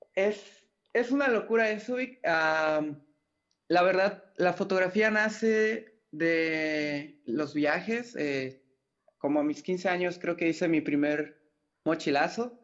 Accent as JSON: {"language": "Spanish", "town": "Mérida", "region": "Yucatán", "country": "Mexico", "tie": "born or raised there", "also_born_or_lived": "Mexico City", "said": "nací en la Ciudad de México. Eh, a los, eh, hace, habrá sido como a los cinco años más o menos fue que nos movimos para acá. Bueno, hubieron allí varias ciudades de intermedio, pero llegamos a Mérida, Yucatán"}